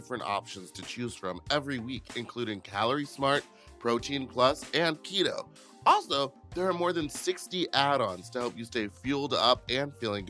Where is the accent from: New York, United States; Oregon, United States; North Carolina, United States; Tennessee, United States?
New York, United States; I'm from New York, boy.